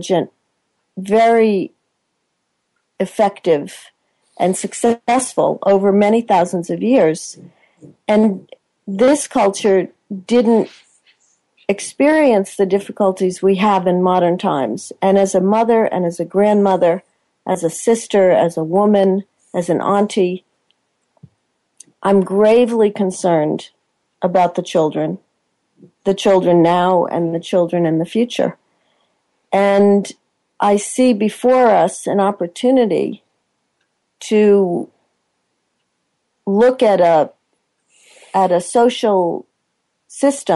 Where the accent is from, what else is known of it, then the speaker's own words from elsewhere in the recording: United States; moved away as an adult; now in Australia; I'm American born